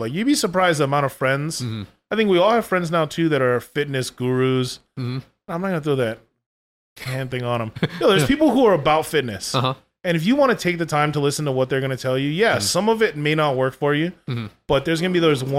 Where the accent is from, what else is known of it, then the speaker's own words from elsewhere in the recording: Hawaii, United States; But it's always been, you know, it's Hawaii, like, it's fine.